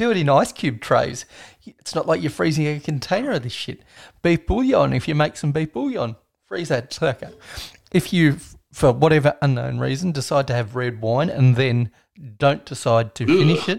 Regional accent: Australia; We say yogurt in Australia

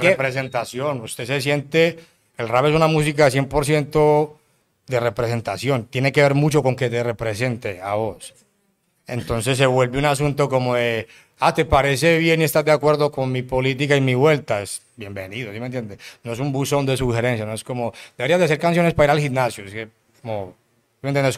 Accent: Medellín, Antioquia, Colombia; vengo de Medellín

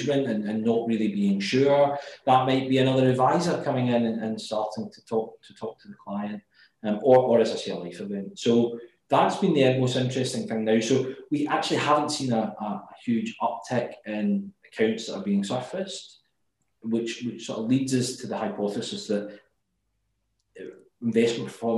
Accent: Glasgow, Scotland, United Kingdom; as you can tell by my accent, I'm from Glasgow

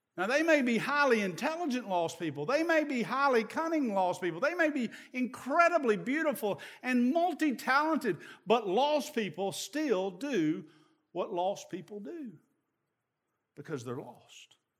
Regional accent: East Tennessee, United States; I'm from East Tennessee

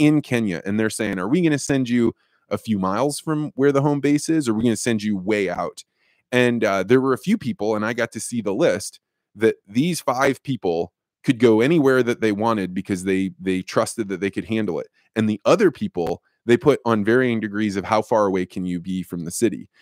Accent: Eureka, Illinois, United States; moved away; Eureka, Illinois prepared me to be a, you know, somebody that wa-, went out into the world

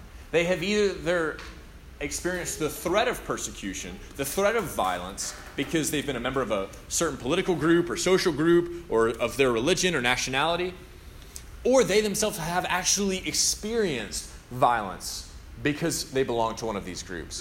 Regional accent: United States; also born or lived in Tennessee; now in Louisville, United States; I'm from Alabama and Tennessee

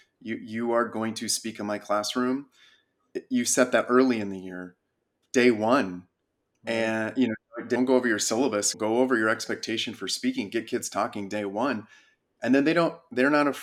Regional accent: Big Bear, California, United States; also born or lived in San Diego; We grew up in Big Bear. It's a small mountain town in California.

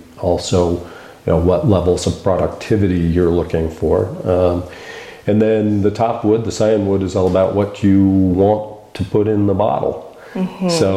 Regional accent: Eugene, Oregon, United States; moved away; also born or lived in Washington; We're both from the Eugene area

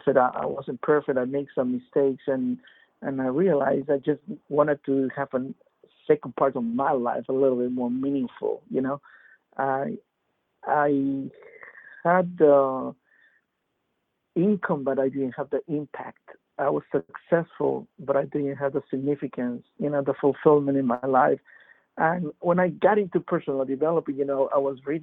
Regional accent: Peru; now in Fort Lauderdale, United States; I'm originally from Peru and came here to U.S. in 91

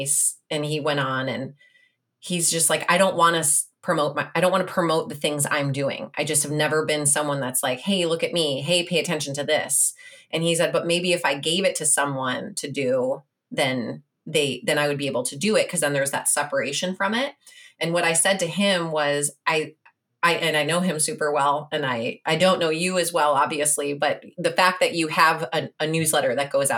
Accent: Illinois, United States; Where did you live in Chicago? Because I'm from the suburbs.

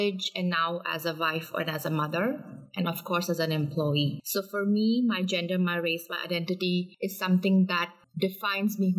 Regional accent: India; moved away as an adult; now in Canada; I was born and brought up in India.

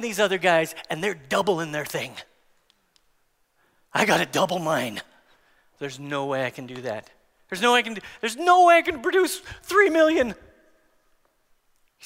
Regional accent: United States; As American Christians

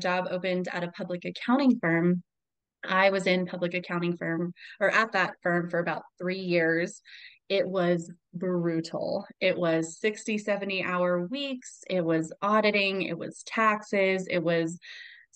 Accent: Albuquerque, New Mexico, United States; I transferred to the University of New Mexico, where I'm from Albuquerque

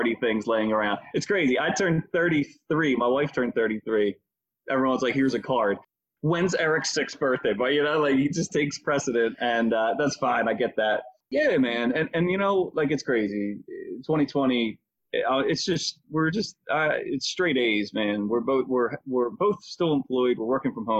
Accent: Philadelphia, Pennsylvania, United States; I was born and raised in the Mayfair section of Philadelphia, in Northeast Philadelphia

